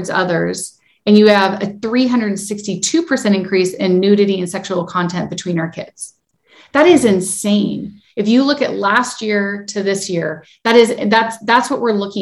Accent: United States; I was born in the United States

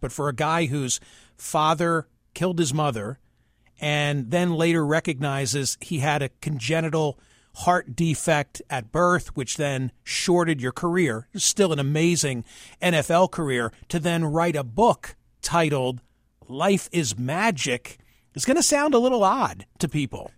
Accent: Philadelphia suburbs, Pennsylvania, United States; When I was 12 and living, growing up in the Philly burbs

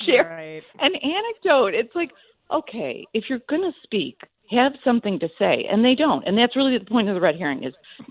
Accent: Midwest, United States; I'm from the Midwest.

